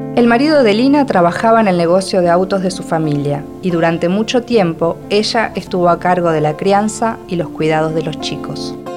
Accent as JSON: {"language": "Spanish", "country": "Argentina", "said": "soy argentina y escritora"}